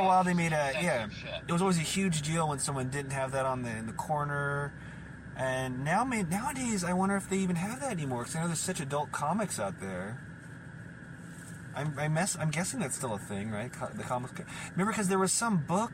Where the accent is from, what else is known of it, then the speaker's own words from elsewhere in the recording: Portland, Oregon, United States; moved away as an adult; also born or lived in Los Angeles, California; I was born and raised in Portland, Oregon, here, and where we're located now at the studio